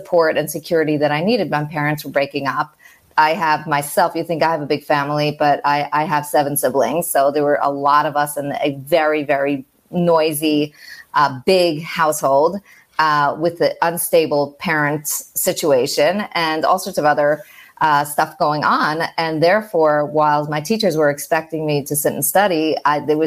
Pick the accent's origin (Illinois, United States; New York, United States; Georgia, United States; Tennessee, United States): New York, United States; moved away as an adult; I'm from New York and living abroad right now, expat